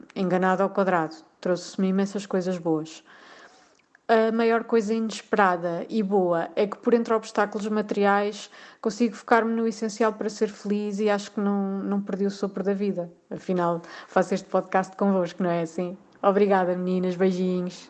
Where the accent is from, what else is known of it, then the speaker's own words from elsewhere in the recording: Portugal; moved away as an adult; sou portuguesa